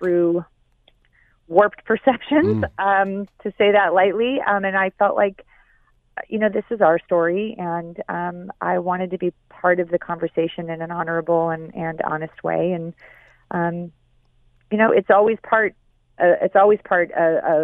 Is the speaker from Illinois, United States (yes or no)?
yes; Chicago, Illinois, United States; moved away; also born or lived in San Francisco; I was raised in Chicago